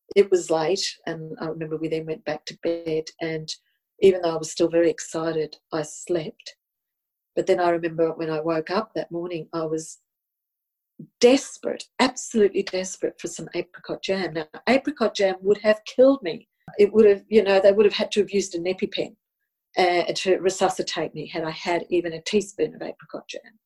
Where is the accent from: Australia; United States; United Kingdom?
Australia; first language Italian; English is a second language; Italian was my first language, even though I was born here in Australia